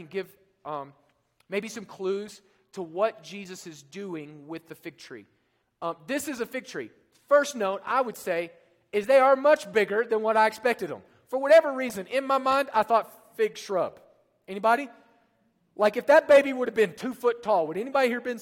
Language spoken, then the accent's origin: English; Oklahoma, United States; now in Colorado, United States; Being from Oklahoma, I grew up near Lake Texoma